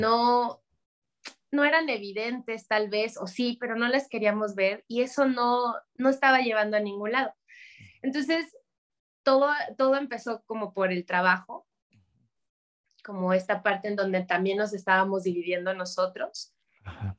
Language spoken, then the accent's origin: Spanish; Mexico City, Mexico; nosotros, mi hermano y yo, crecimos en Ciudad de México